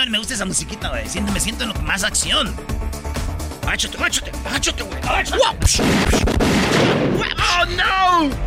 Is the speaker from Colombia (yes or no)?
no; Mexico